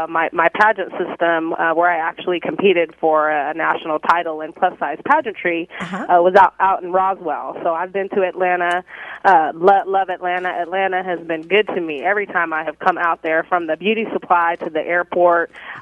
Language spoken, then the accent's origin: English; Italy; also born or lived in Greece; now in Seattle, United States; Well, I grew up in overseas. I was raised in Italy and Greece.